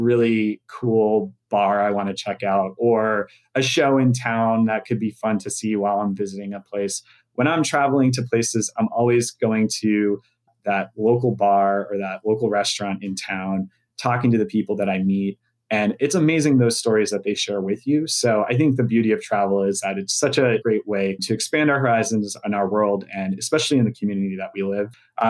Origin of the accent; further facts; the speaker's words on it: Maryland, United States; I grew up in Maryland. It's just a part of who I am.